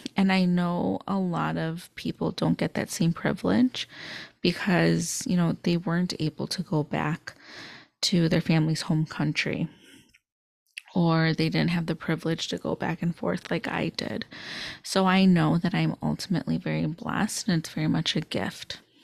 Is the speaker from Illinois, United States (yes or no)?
yes; suburbs of Chicago, Illinois, United States; I'm from the Chicagoland area. So I grew up in the suburbs of Chicago